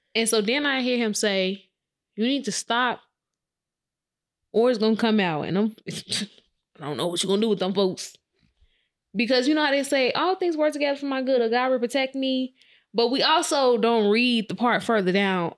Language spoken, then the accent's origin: English; Chicago, Illinois, United States; I was in from Chicago in the hood